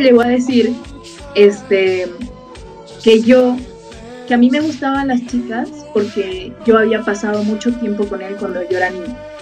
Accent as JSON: {"language": "Spanish", "country": "Bolivia", "said": "yo soy de Bolivia"}